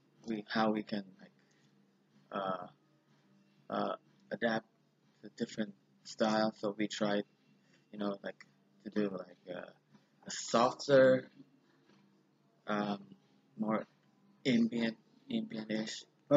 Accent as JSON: {"language": "English", "region": "Hanoi", "country": "Vietnam", "said": "We're from Hanoi, Vietnam, and we play kind of like metalcore mixed with a lot of things."}